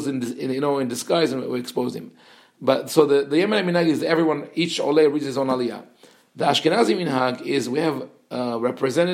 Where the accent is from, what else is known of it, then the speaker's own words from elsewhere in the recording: Jerusalem, Jerusalem District, Israel; moved away as an adult; also born or lived in Colombia; growing up in Yerushalayim, I saw a lot of characters